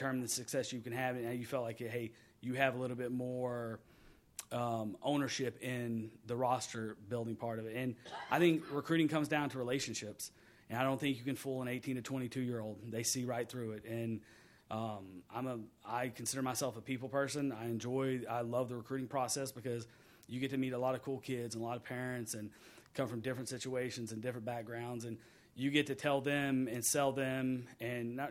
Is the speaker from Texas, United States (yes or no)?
yes; Texas, United States; moved away; I grew up in Texas